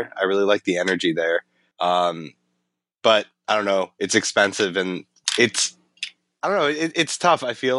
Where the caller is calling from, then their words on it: Cambridge, Massachusetts, United States; I'm at my apartment in Cambridge, Massachusetts.